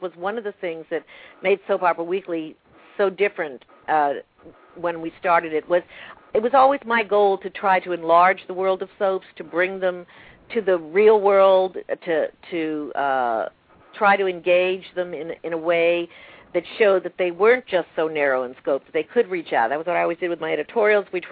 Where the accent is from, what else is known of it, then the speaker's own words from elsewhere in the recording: Texas, United States; also born or lived in Manhattan, New York / Martha's Vineyard; now in New York, United States; I grew up in Texas with an Air Force base